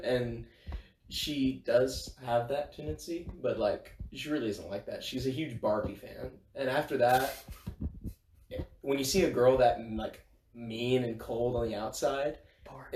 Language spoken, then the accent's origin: English; Bossier City, Louisiana, United States; I am from Bossier City, Louisiana.